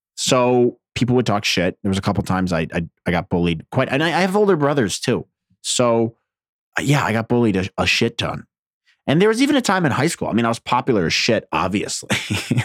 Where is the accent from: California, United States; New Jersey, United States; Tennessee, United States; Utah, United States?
New Jersey, United States; I'm from Jersey.